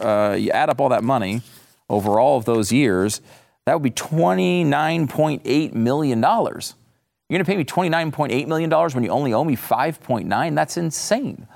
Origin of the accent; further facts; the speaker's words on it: Connecticut, United States; moved away as an adult; also born or lived in Florida / Pennsylvania; now in Texas, United States; I grew up in Connecticut.